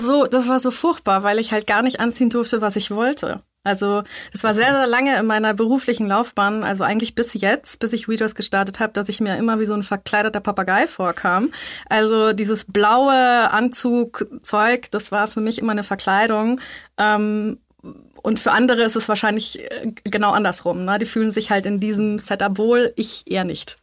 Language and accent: German; Munich, Bavaria, Germany; moved away as an adult; now in Vienna, Austria; ich bin in München aufgewachsen